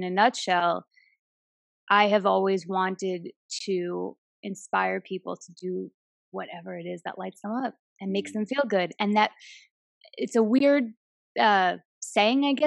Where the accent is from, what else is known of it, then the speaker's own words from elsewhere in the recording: United States; also born or lived in New Jersey; I'm from Queens and Jersey. It's in my DNA.